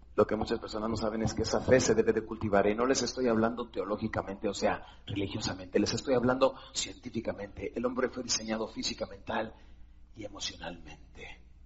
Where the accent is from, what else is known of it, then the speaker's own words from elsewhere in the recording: Ciudad Juárez, Chihuahua, Mexico; soy de Juárez